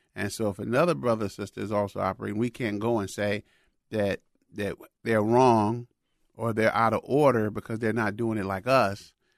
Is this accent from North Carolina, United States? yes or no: no; Chicago, Illinois, United States; moved away; Chicago is, is my hometown where I grew up